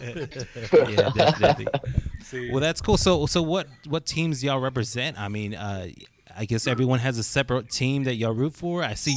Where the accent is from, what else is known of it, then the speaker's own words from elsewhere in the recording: West Texas, United States; we're from West Texas.